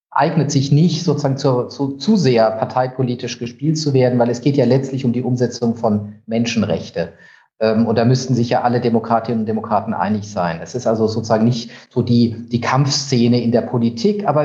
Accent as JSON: {"language": "German", "town": "Heidelberg", "region": "Baden-Württemberg", "country": "Germany", "said": "Ich komme eigentlich aus der Ecke Heidelberg."}